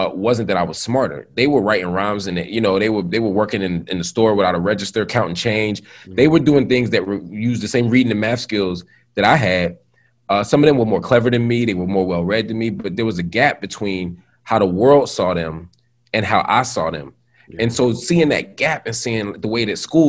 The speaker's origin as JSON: {"language": "English", "town": "Philadelphia", "region": "Pennsylvania", "country": "United States", "tie": "born or raised there", "said": "I grew up first in North Philly and then in West Philly"}